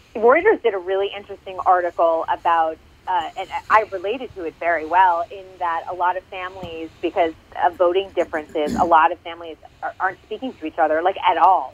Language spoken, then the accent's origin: English; Massachusetts, United States; moved away; also born or lived in California; my home state of Massachusetts